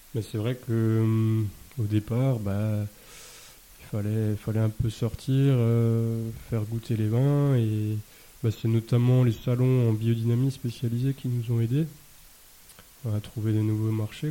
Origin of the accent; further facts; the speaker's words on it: Alsace, Grand Est, France; also born or lived in Beaune; chez nous. En Alsace